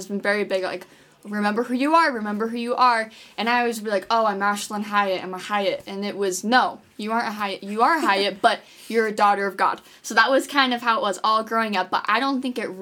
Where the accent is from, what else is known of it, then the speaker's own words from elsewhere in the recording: Draper, Utah, United States; I'm from Draper, Utah